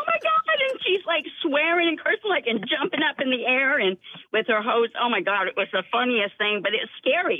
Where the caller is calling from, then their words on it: Mount Pleasant, United States; I am in Mount Pleasant right now, on my way to work.